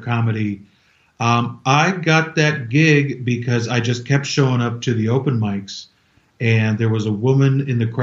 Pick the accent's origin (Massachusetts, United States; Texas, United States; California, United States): California, United States; moved away; I'm from California